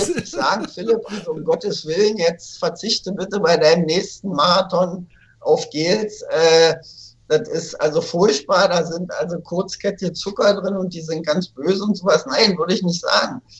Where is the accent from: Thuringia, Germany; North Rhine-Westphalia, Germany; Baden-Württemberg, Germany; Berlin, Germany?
Berlin, Germany; in Berlin, wo ich aufgewachsen bin